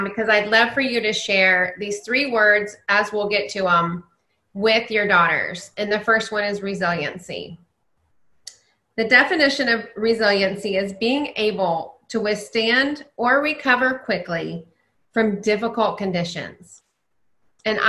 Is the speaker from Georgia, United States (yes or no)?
no; Dallas, Texas, United States; I grew up in Dallas.